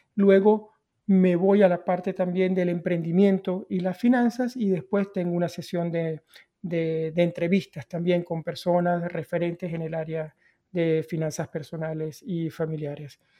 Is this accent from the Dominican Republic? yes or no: no; Venezuela; yo crecí con, desde la cultura que vengo, que vengo de Venezuela